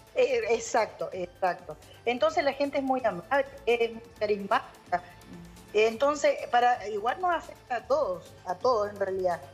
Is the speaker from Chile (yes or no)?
yes; Chile; now in Kansas, United States; uno como chileno